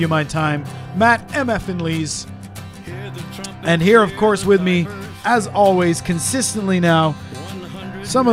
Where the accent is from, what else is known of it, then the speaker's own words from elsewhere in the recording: Canada; growing up in Canada